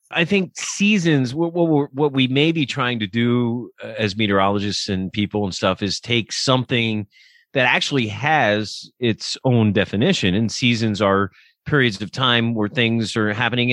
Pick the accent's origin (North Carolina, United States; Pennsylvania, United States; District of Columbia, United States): Pennsylvania, United States; Lancaster; I grew up in Lancaster